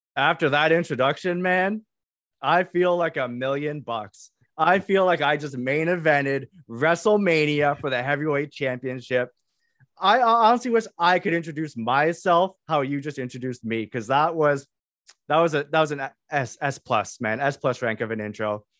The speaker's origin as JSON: {"language": "English", "country": "Canada", "said": "I am Canadian"}